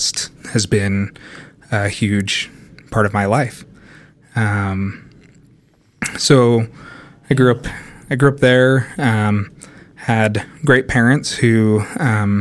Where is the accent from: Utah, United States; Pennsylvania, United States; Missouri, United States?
Utah, United States; Sandy; I grew up in Sandy, Utah